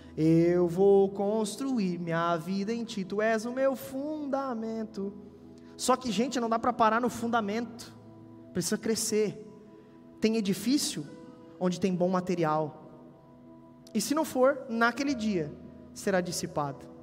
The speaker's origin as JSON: {"language": "Portuguese", "country": "Brazil", "said": "nosso Brasil"}